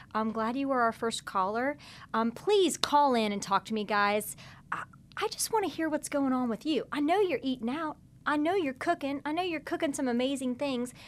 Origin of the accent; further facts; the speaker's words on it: Midwest, United States; now in New Orleans, United States; I'm not from the South. I grew up in the Midwest